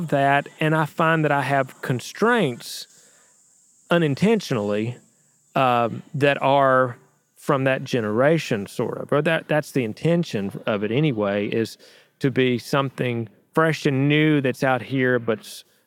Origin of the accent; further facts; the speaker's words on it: Danville, Virginia, United States; my hometown of Danville, Virginia